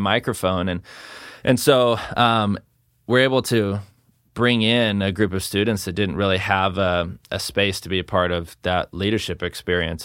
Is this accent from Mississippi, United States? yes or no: no; Salem, Oregon, United States; grew up here in, uh, South Salem, just off of Kubler, so not, not too far from Sprague.